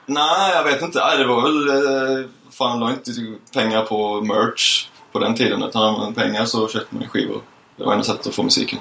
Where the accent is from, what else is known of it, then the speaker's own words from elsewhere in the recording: Lund, Skåne, Sweden; now in Gothenburg, Sweden; hade vi en punkare på gården hemma i Lund